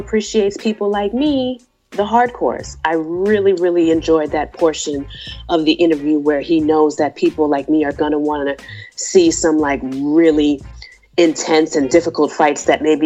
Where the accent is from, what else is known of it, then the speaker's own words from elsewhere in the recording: United States; I'm from the States.